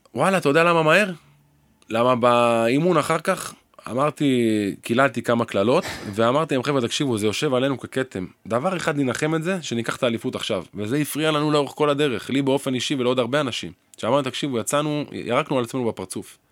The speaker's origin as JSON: {"language": "Hebrew", "town": "Haifa", "region": "Haifa District", "country": "Israel", "tie": "born or raised there", "said": "גדלתי פה"}